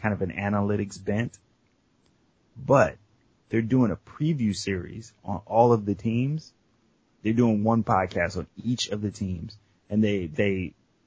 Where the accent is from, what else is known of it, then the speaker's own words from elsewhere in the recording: Cleveland, Ohio, United States; now in Philadelphia, United States; because I'm from Cleveland